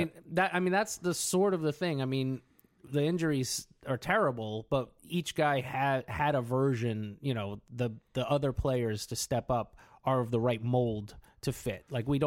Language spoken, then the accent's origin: English; Southern New York, United States; I grew up in New York, in the Southern New York area, where the Jets and Giants ruled among most fans.